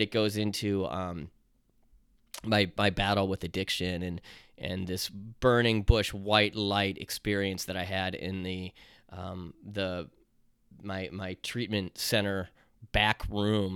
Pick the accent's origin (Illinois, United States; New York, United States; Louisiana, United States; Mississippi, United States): Illinois, United States; Chicago; accent: Chicago; my Chicago accent